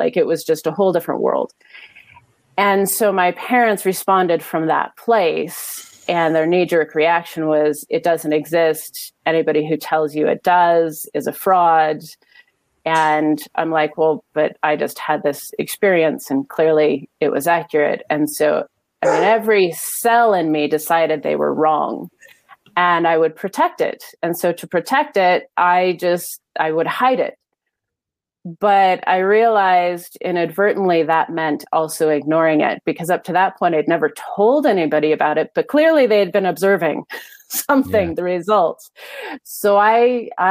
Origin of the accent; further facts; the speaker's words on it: Pacific Northwest, United States; I was in elementary school, and growing up in the Pacific Northwest